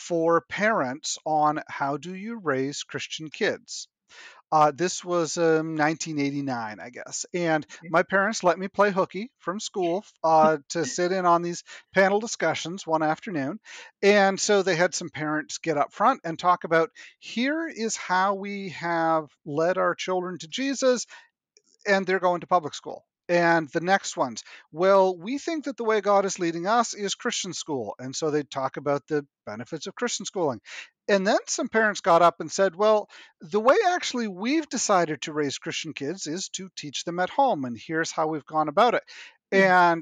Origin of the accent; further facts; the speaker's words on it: New Hampshire, United States; also born or lived in Nova Scotia, Canada; I was born in Nova Scotia and then grew up in New Hampshire